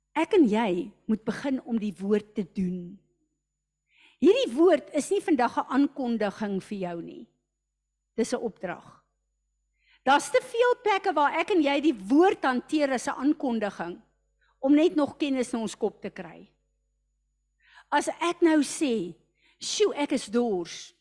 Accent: South Africa; ek as 'n Suid-Afrikaner

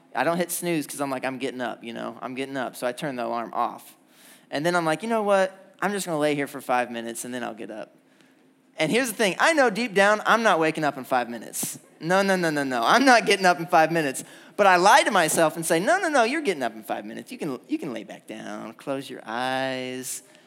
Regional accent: Indiana, United States; now in Georgia, United States; I'm from Indiana

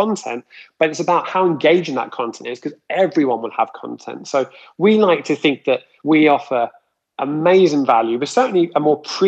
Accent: Luton, East of England, United Kingdom; Leland's High School even, which I went to in Luton

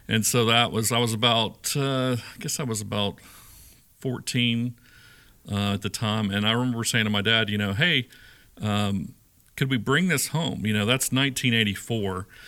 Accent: Shreveport, Louisiana, United States; moved away as an adult; also born or lived in Sedalia, Missouri / Warrensburg, Missouri; now in Nashville, United States; growing up in Shreveport

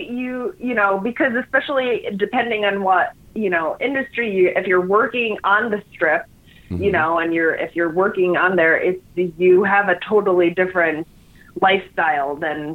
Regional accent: New York, United States; moved away; I'm from New York.

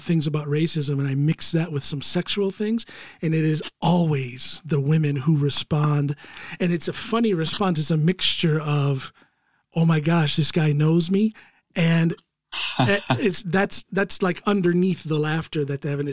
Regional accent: United States; now in Norway; I'm an American

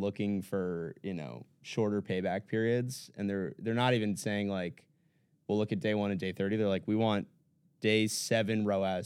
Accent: United States; moved away as an adult; also born or lived in San Francisco; now in New York, United States; About an hour outside of the city

